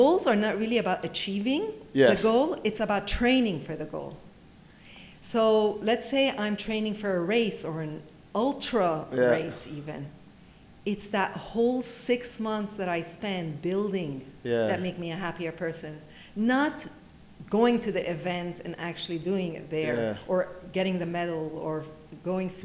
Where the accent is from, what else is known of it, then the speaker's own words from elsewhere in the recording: Geneva, Switzerland; now in Dubai, United Arab Emirates; Geneva, which is my hometown